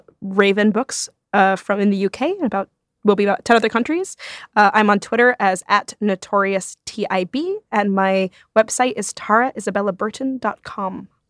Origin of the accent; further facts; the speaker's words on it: Rome, Lazio, Italy; I grew up partly in Rome.